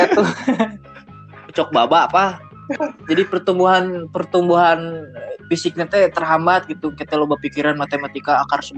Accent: Depok, West Java, Indonesia; also born or lived in Jakarta / Bandung; uh, lahir di Jakarta terus hmm, gede gedenya tuh di Depok sama di Bandung

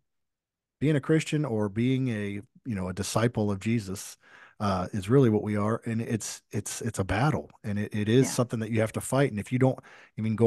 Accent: Florida, United States; my own city where I grew up in Florida

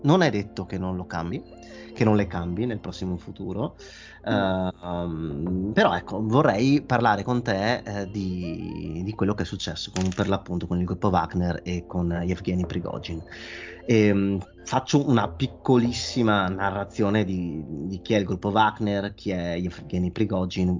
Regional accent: Italy; se io non fossi italiano

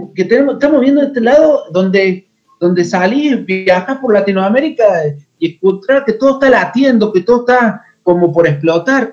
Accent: a town about 100 km from Córdoba city, Argentina; born or raised there

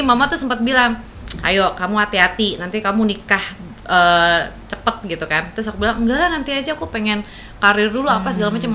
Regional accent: Palembang, South Sumatra, Indonesia; moved away as an adult; also born or lived in Jakarta; saya kan emang tinggal di Palembang dari kecil sampai sekolah di Palembang.

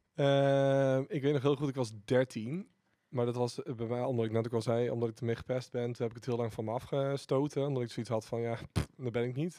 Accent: Didam, Gelderland, Netherlands; ik kom uit Didam

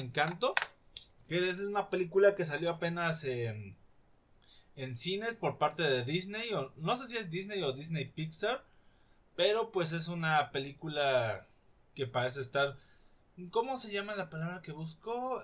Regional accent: Mexico; desde mi perspectiva como mexicano

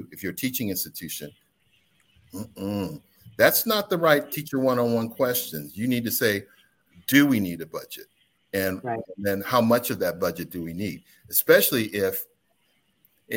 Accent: Midwest, United States; now in North Carolina, United States; I'm from the Midwest

